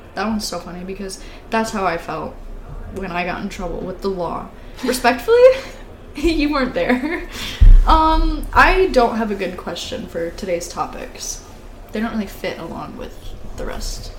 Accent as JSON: {"language": "English", "town": "Gladwin", "region": "Michigan", "country": "United States", "said": "since I'm from Gladwin, everybody knows everybody"}